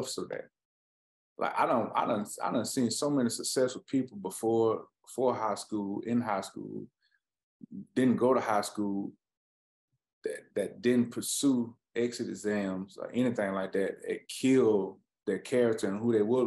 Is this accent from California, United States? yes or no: no; Anniston, Alabama, United States; I'm from Anniston, Alabama.